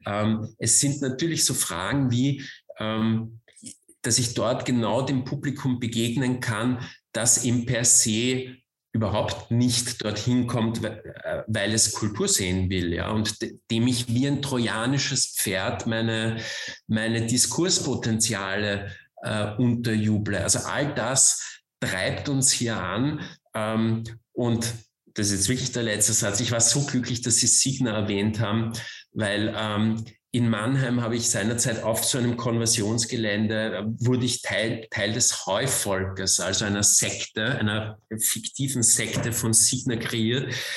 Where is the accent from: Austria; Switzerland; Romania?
Austria; Vienna; moved away; also born or lived in Germany; Ich komme aus Wien, ich bin gebürtiger Wiener.